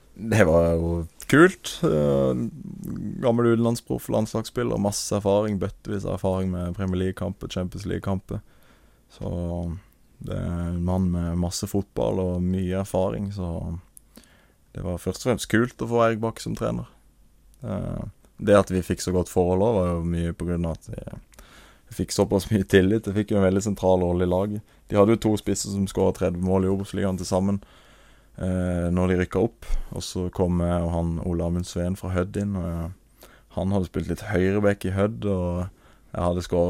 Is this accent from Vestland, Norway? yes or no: no; Marnardal, Agder, Norway; kompisene mine hjemme, med, hjemme i Marnardal